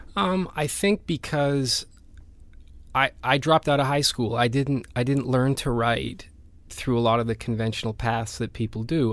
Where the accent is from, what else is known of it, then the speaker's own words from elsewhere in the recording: Vancouver, British Columbia, Canada; moved away as an adult; also born or lived in Spain; I grew up in Vancouver, and, and I left Vancouver when I was about 18, 19 to go to Spain